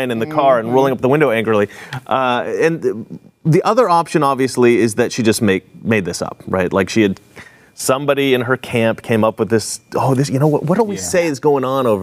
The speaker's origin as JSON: {"language": "English", "region": "Oregon", "country": "United States", "also_born_or_lived": "Portland, Oregon", "said": "I'm from Oregon. I've lived in Portland for several years"}